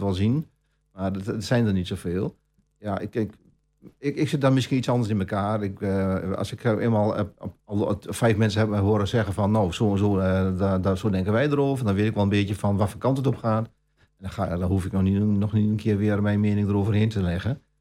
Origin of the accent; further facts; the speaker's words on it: Almelo, Overijssel, Netherlands; geboren en getogen in Almelo. Ook mijn hele leven hier gewoond.